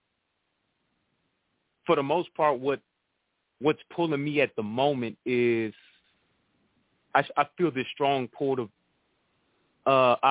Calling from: Atlanta, Georgia, United States; I'm calling from Atlanta

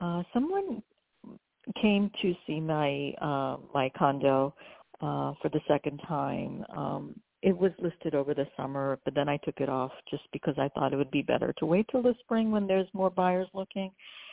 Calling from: New York, United States; New York.

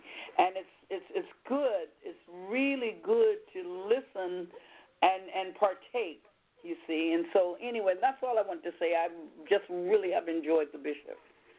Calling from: Vallejo, California, United States; Vallejo. I'm calling from Vallejo.

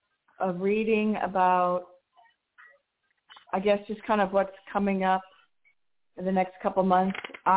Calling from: Arizona, United States; Right now, I'm in Arizona, which is not bad, 70 degrees all week.

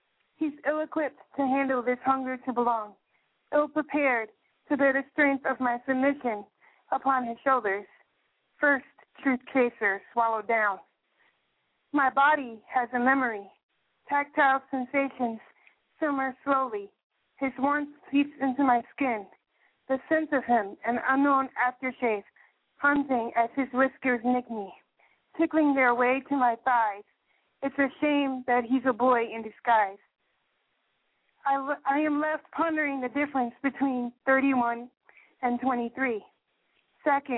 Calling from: Wisconsin, United States; I'm calling you from Wisconsin

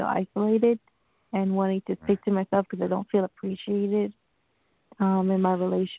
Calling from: New York, United States; I'm calling from New York.

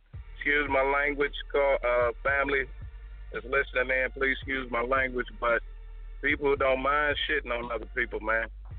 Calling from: Detroit, Michigan, United States; from Detroit.

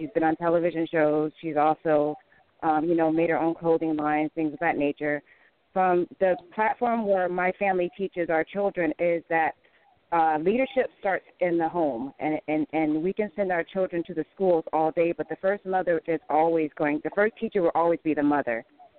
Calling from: Chicago, Illinois, United States; from Nubian News with the Z. I'm calling from Chicago.

